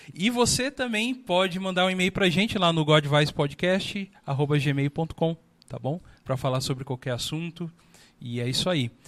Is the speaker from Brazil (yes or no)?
yes; Brazil; como brasileiro